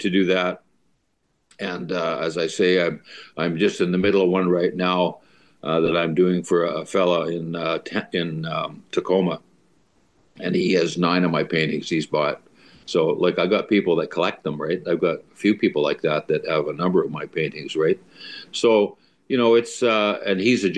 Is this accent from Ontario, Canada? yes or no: no; Stettler, Alberta, Canada; moved away as an adult; also born or lived in North Battleford, Saskatchewan / Seattle, Washington; when I was growing up in Stettler